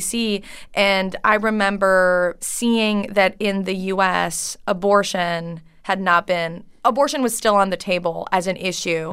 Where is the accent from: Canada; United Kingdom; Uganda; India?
Canada; English is a second language; moved away as an adult; now in United States; I grew up French Canadian